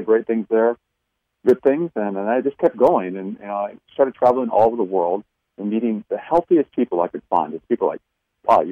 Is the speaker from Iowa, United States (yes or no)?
yes; Iowa, United States; I grew up in Iowa, you know, learned things there, you know, Midwestern kind of values